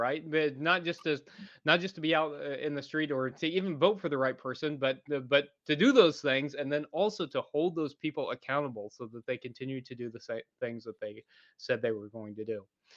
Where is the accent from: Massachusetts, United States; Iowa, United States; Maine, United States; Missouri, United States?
Missouri, United States; I'm from Missouri